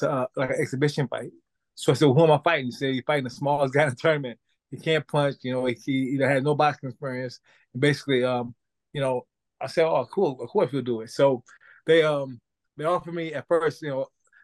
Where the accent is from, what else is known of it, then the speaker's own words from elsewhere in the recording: St. Louis, Missouri, United States; I'm originally from St. Louis, Missouri